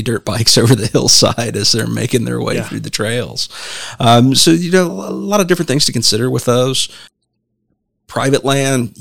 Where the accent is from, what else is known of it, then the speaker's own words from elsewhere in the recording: Southeast Ohio, United States; where I grew up in the Southeast